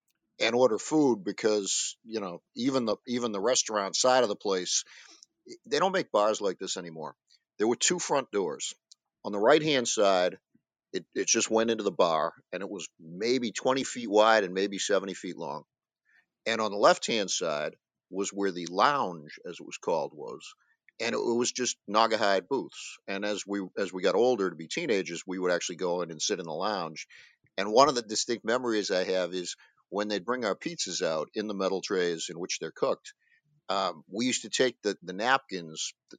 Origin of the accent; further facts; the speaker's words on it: Quincy, Massachusetts, United States; I grew up on Wollaston Avenue in Quincy, which is about two blocks from where the original Alumni was